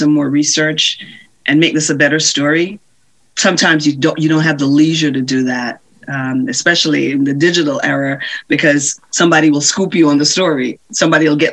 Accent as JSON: {"language": "English", "country": "Jamaica", "tie": "born or raised there", "said": "Growing up in Jamaica, we didn't have a television"}